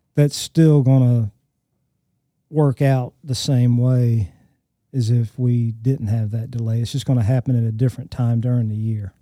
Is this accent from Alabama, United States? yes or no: yes; Alabama, United States; I grew up in Alabama and went to the Birmingham Zoo